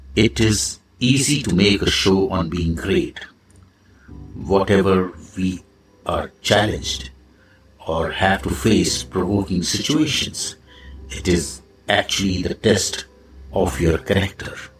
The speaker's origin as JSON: {"language": "English", "country": "India", "said": "I am the Indian monk"}